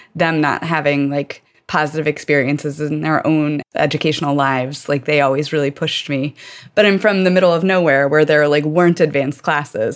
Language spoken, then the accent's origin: English; rural Virginia, United States; I grew up in rural Virginia